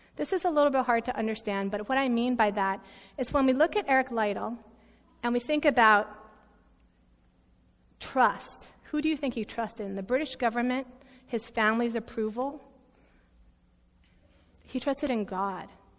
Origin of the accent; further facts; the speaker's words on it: United States; I'm American